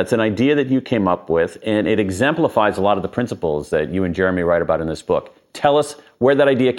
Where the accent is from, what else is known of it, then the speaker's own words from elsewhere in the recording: Columbus, Ohio, United States; I'm from Columbus, Ohio.